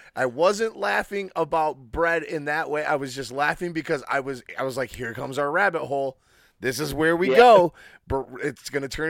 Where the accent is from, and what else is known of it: Michigan, United States